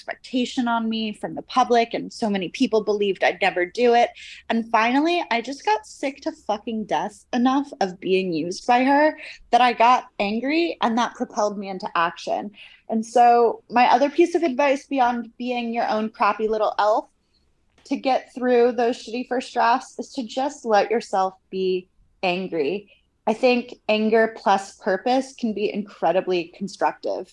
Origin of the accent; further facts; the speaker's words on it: United States; moved away as an adult; also born or lived in Cambridge, United Kingdom; my life at Cambridge as this American undergrad at this old British university